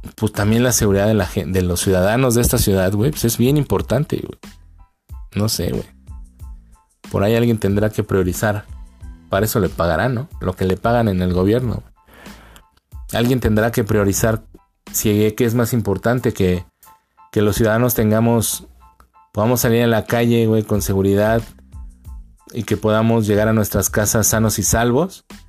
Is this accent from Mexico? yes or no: yes; Mexico; nosotros como mexicanos